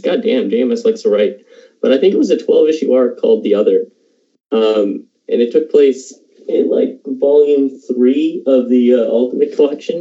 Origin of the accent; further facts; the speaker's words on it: Halifax, Nova Scotia, Canada; I'm from Halifax